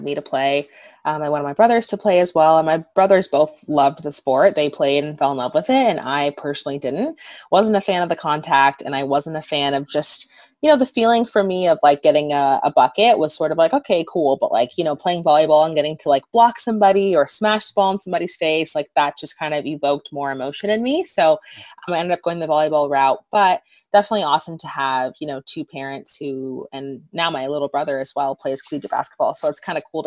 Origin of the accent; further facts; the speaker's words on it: Southern California, United States; moved away as an adult; also born or lived in Seattle; where I grew up in Southern California